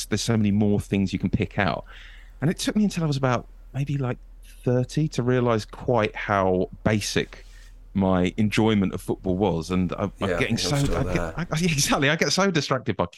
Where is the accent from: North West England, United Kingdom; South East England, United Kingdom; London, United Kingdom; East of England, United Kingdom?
London, United Kingdom; Bromley; I grew up in Bromley, which is quite nice, but not that great